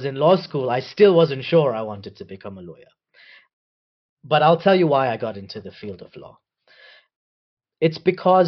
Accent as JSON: {"language": "English", "region": "Nairobi", "country": "Kenya", "tie": "born or raised there", "also_born_or_lived": "United Kingdom", "said": "I was born in Nairobi. I've grown up here."}